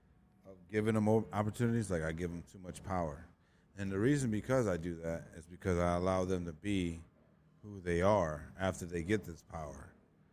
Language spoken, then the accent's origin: English; Eagle Pass and Laredo, Texas, United States; also born or lived in Phoenix, Arizona; Eagle Pass and Laredo.